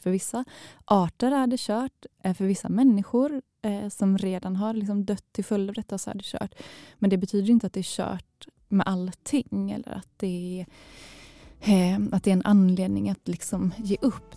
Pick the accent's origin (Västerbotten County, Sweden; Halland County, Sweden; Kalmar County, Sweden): Halland County, Sweden; now in Malmö, Sweden; Jag känner mig inte som en skåning eftersom jag kommer från, eh, från Halland